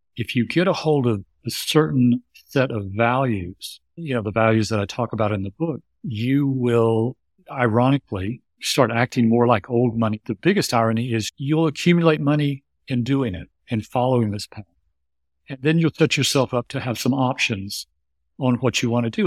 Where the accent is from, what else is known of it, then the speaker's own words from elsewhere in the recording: suburb outside Houston, Texas, United States; I was raised in the United States in a suburb outside Houston, Texas